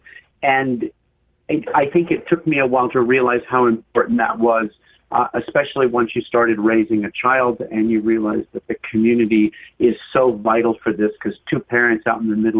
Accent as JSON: {"language": "English", "region": "Western Maine", "country": "United States", "tie": "born or raised there", "said": "I grew up in Western Maine, which is a mountainous region."}